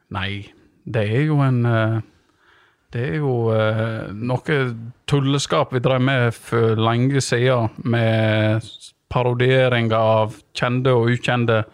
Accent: Vik, Vestland, Norway; vi, vi, er jo født og oppvokst i Vik

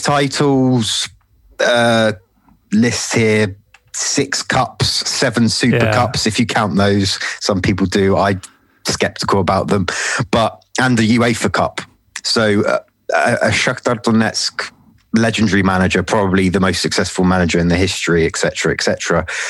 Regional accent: London, United Kingdom; I'm from London, as uh, you probably tell from my accent. Um, been born, born and bred here

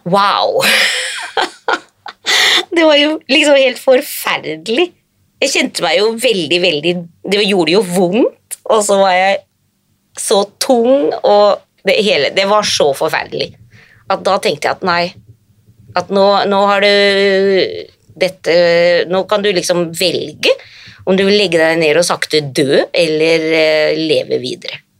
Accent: Hadeland, Innlandet, Norway; now in Finland; jeg er norsk, født i Norge, på Hadeland. Men allerede som eh, veldig ung så flyttet jeg

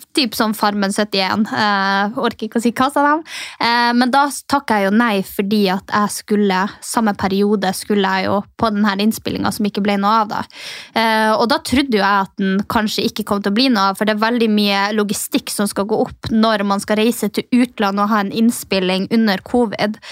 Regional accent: Northern Norway, Norway; now in Oslo, Norway; jeg som er liksom fra Nord-Norge

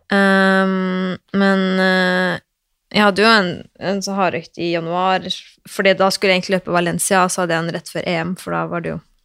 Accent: Oslo, Norway; jeg er fra Røa i Oslo.

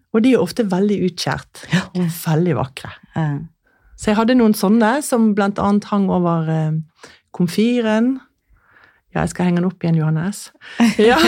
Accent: Askøy, Vestland, Norway; now in Lysaker, Norway; jeg kommer jo fra Askøy utenfor Bergen, og vi var jo striler, som det het.

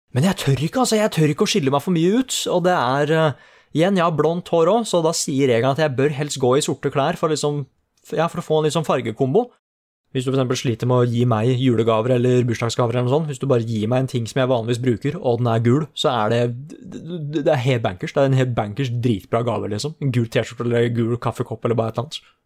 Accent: Oslo, Norway; det er jo der jeg vokste opp

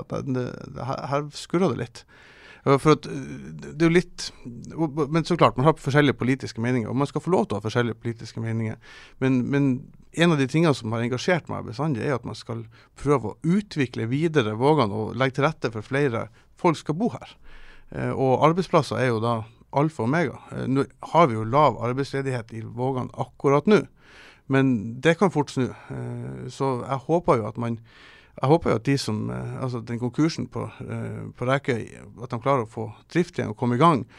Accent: Kabelvåg, Nordland, Norway; also born or lived in Tromsø; now in Svolvær, Norway; jeg kommer fra Kablag

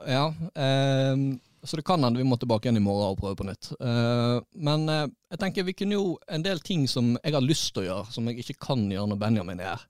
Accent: Florø, Vestland, Norway

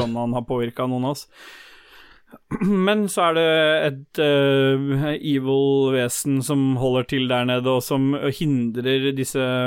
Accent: Lambertseter, Oslo, Norway; Jeg er fra Lambertseter

